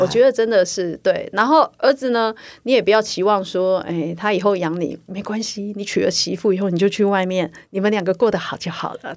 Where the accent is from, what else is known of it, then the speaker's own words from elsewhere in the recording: Taiwan; 我们台湾人的善良